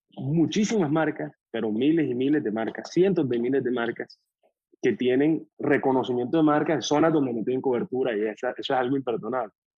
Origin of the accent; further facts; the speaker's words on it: Colombia; moved away as an adult; also born or lived in Boston / Miami; nosotros tenemos 32 años, somos colombianos, estudiamos en Boston